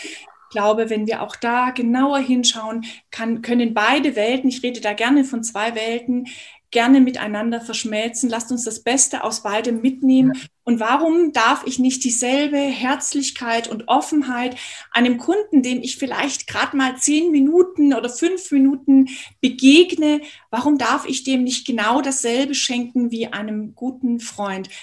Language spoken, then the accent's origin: German; Munich, Bavaria, Germany; Ich komme aus München.